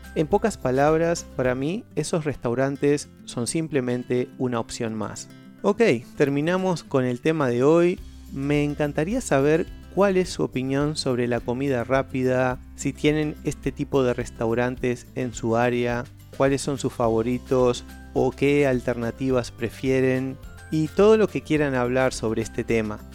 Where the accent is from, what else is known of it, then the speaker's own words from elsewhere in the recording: Uruguay; soy de Uruguay